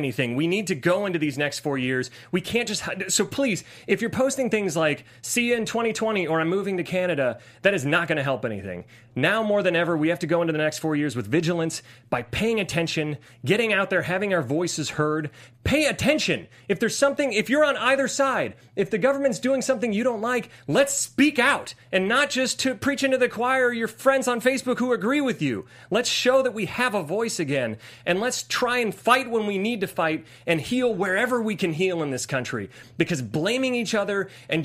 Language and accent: English; Ohio, United States; I grew up in Ohio.